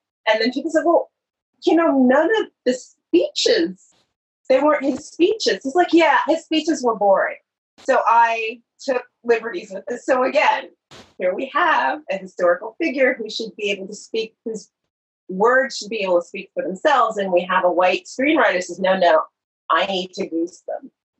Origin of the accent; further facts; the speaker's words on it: New York City, New York, United States; I'm from New York. I was born and raised in New York, the child of immigrants. My parents came to this country from Guyana, South America, when they were very young. They were a young family, and so I grew up in New York.